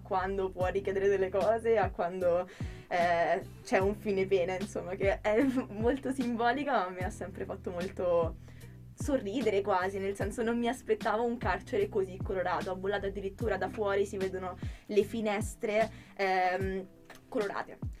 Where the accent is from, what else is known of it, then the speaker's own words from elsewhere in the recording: Rome, Lazio, Italy; moved away as an adult; now in Milan, Italy; Io vengo da Roma